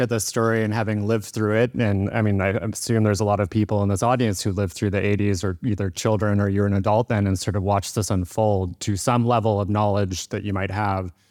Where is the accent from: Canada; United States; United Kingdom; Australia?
Canada; Victoria, British Columbia; And I grew up in Victoria